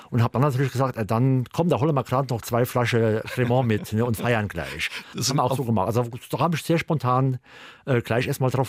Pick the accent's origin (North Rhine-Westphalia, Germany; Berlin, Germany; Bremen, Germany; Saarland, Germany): Saarland, Germany; Primstal; moved away as an adult; also born or lived in Northern Germany / England; in der Nähe von meinem Heimatort Primstal